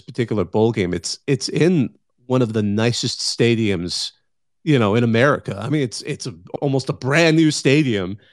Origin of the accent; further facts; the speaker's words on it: Central Valley, between Fresno and Bakersfield, California, United States; I grew up in the Central Valley in between Fresno and Bakersfield